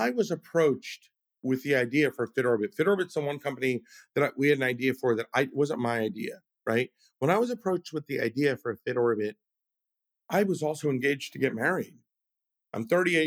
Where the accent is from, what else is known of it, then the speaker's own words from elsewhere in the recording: California, United States; I'm a Californian.